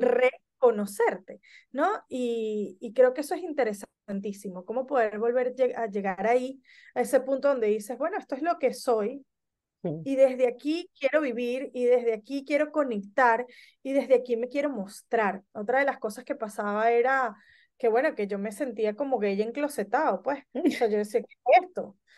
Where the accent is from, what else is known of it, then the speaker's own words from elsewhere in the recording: Venezuela; moved away as an adult; also born or lived in Barquisimeto, Venezuela / Caracas, Venezuela / Spain; now in Argentina; nací en Venezuela, eh, migré por primer, viví en Barquisimeto, en Caracas, eh, migré por primera vez a España, vivo hace casi nueve años en la Argentina